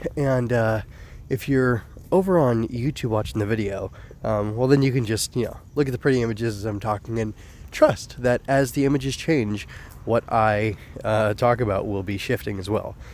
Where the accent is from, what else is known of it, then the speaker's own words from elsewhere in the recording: United States; also born or lived in California; I'm proud of being an American to some extent